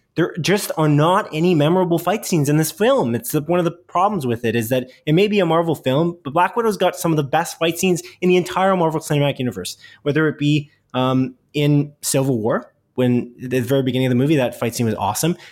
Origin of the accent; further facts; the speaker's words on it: Canada; we're Canadian